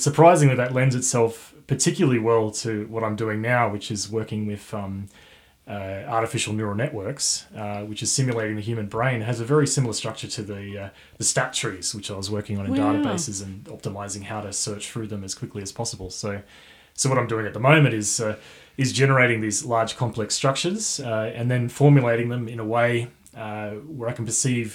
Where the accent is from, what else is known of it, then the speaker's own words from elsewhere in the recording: Dubbo, New South Wales, Australia; now in Armidale, Australia; I'm from Dubbo area